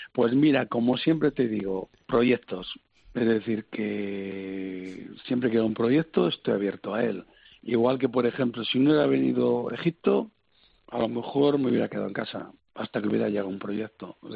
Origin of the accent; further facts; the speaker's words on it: Valladolid, Castile and León, Spain; Yo soy de Valladolid